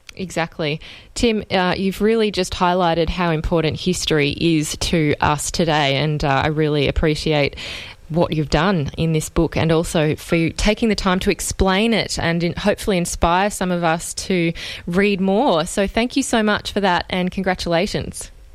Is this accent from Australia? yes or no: yes; Australia; as an Australian